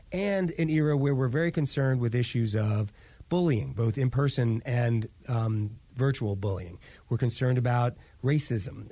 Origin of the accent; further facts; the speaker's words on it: New York, United States; growing up Jewish in New York